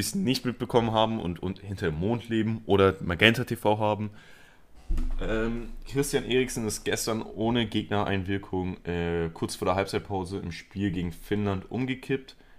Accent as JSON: {"language": "German", "country": "Spain", "said": "Ich bin Spanier."}